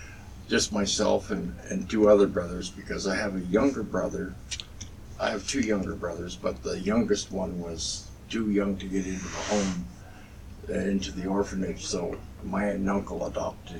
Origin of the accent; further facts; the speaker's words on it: Toronto, Ontario, Canada; I was born in Toronto in 1950